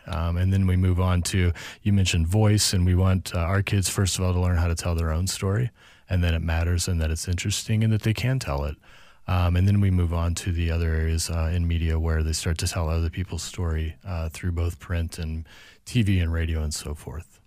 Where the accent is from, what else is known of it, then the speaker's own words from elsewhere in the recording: St. Louis, Missouri, United States; also born or lived in California; now in Minnesota, United States; I grew up in Saint Louis, um, and then moved out to California for eight years